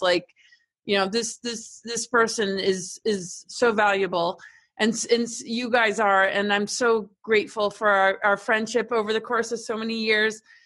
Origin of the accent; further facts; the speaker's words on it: upstate New York, United States; moved away; also born or lived in England / Washington, D.C.; grew up like upstate New York and then Washington D.C.